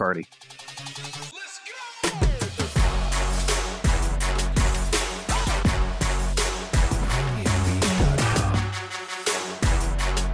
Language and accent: English; Chicago, Illinois, United States; I'm from Chicago land originally